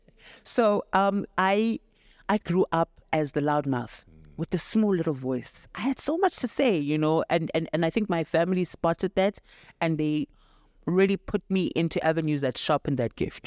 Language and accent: English; Daveyton, Gauteng, South Africa; I'm from Davidton in the East Rand